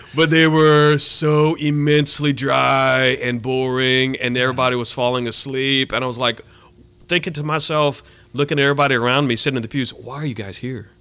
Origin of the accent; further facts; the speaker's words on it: Abbeville, Louisiana, United States; also born or lived in Colorado; now in Lafayette, United States; I am from Abbeville